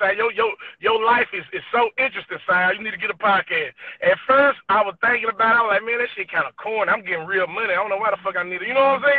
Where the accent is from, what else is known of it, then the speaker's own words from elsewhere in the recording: Mississippi, United States; I'm from Mississippi. Old country head town in Mississippi